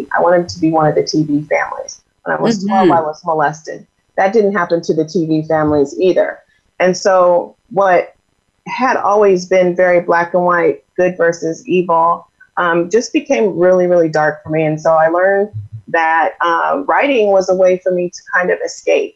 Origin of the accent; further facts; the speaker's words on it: Iowa, United States; moved away as an adult; now in Arizona, United States; I'm originally from Iowa